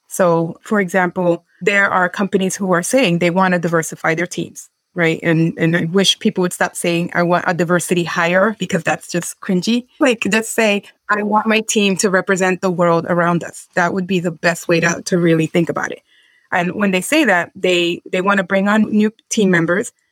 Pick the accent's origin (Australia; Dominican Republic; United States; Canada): Dominican Republic; I'm from Dominican Republic